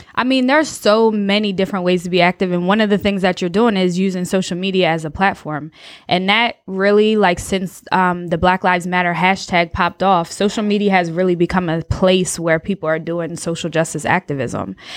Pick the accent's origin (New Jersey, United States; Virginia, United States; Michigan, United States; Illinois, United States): New Jersey, United States; moved away as an adult; now in North Carolina, United States; I'm from Jersey, did my P H D at Rutgers